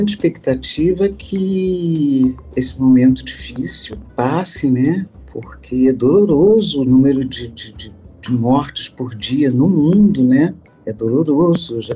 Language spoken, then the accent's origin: Portuguese; Brazil; Agora eu sou aqui, é como todo brasileiro, entendeu?